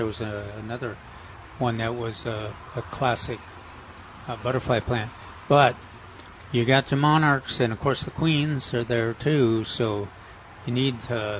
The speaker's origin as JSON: {"language": "English", "region": "Minnesota", "country": "United States", "tie": "born or raised there", "moved": "yes", "said": "the farmers I grew up with in Minnesota"}